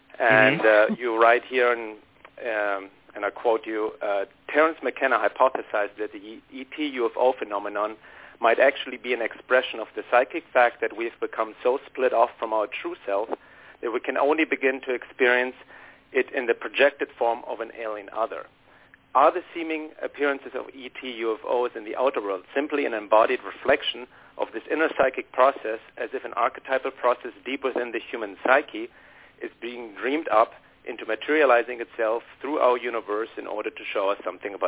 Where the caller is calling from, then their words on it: Los Angeles, California, United States; Hi. This is … calling from Los Angeles.